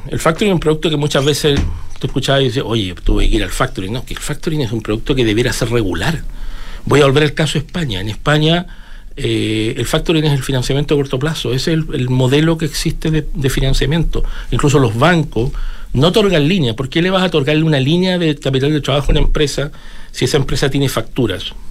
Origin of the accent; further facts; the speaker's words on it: Chile; una economía como la de nosotros